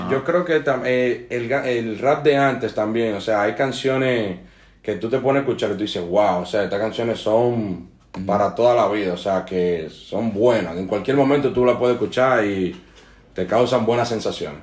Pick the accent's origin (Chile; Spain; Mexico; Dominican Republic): Dominican Republic; mientras crecí en Dominicana